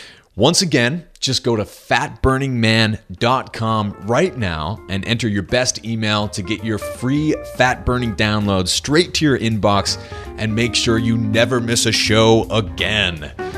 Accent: New Hampshire, United States; I remember when I was growing up in New Hampshire with my dad, there was such a huge difference between, you know, like eating fish

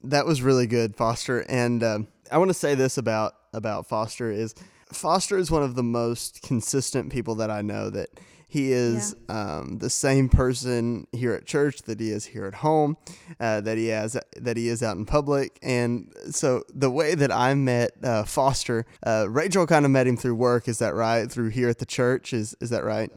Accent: Missouri, United States; moved away as an adult; I'm originally from Missouri

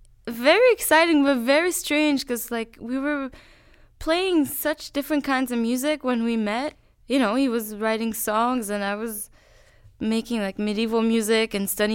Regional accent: Quebec, Canada; Well, yeah, like I grew up in Quebec, and really I didn't know much about Texas.

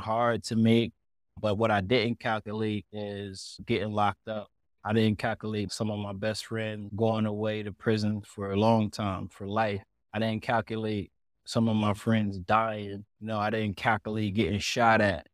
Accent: Elizabeth, New Jersey, United States; moved away as an adult; me growing up in Elizabeth

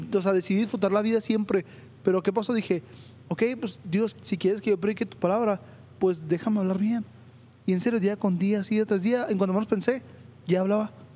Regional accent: Chihuahua, Mexico; Yo vivo en Chihuahua 2000, nací en Chihuahua 2000, es una colonia de Ciudad Chihuahua, aquí de México

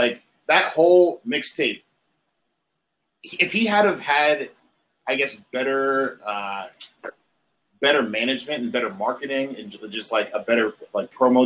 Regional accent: the South, United States; moved away; I'm from the South

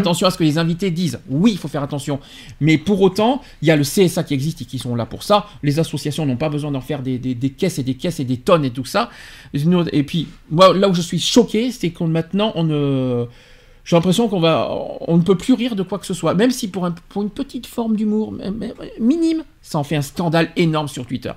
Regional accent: France; chez nous en France

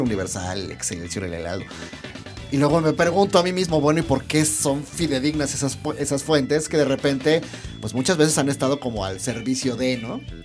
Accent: Mexico; soy diseñador gráfico mexicano

